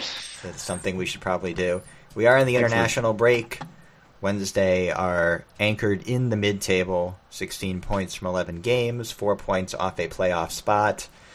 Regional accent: New England, United States; I'm a proper New Englander.

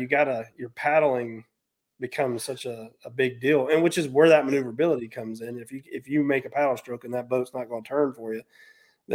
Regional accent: North Carolina, United States; moved away as an adult; also born or lived in Florida; back home to where I grew up at here in North Carolina.

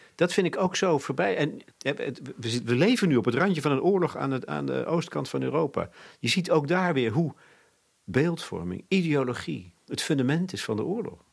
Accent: Netherlands

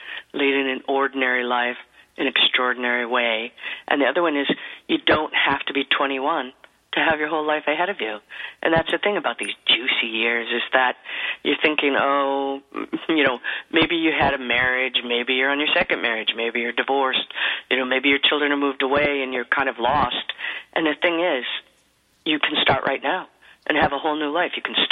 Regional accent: central Wisconsin, United States; moved away; I was born and raised in Wisconsin

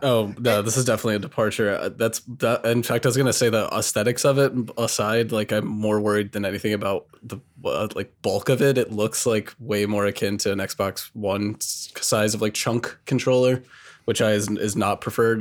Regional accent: the South, United States; I'm from the South

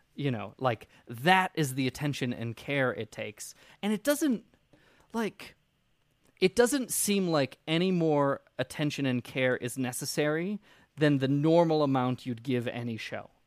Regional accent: United States; July fourth is a weird holiday for me. being an American

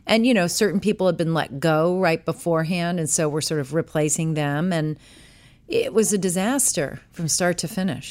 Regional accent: New York City, New York, United States; moved away; also born or lived in Washington, D.C.; I was born in New York City, New York

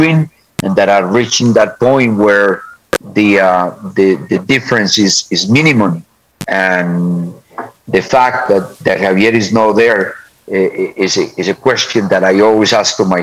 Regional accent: Colombia; moved away as an adult; also born or lived in United States / Mexico; I was born in Colombia, so obviously I love my country

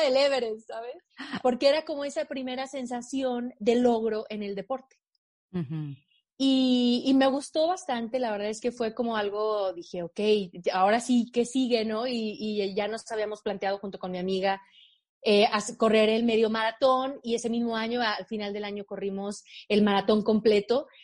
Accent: Aguascalientes, Mexico; moved away as an adult; also born or lived in Mexico City; Yo soy de Aguascalientes, en el centro de México

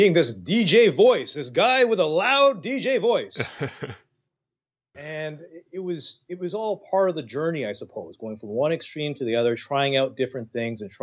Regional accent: Toronto, Ontario, Canada; I was born in Toronto

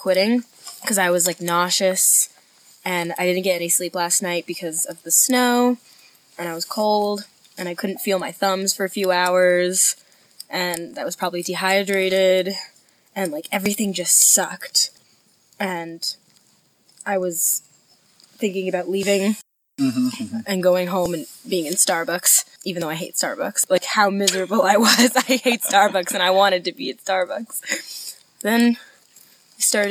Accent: New York City, New York, United States; I'm from New York City

